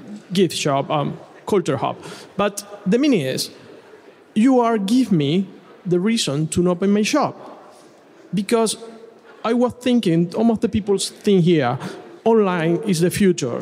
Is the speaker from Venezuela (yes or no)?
yes; Venezuela; English is a second language; moved away as an adult; also born or lived in Bournemouth; now in United Kingdom; I'm coming from Venezuela